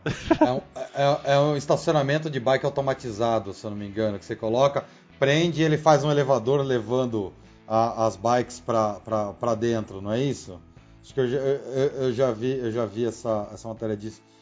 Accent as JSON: {"language": "Portuguese", "region": "São Paulo", "country": "Brazil", "said": "somos aqui de São Paulo"}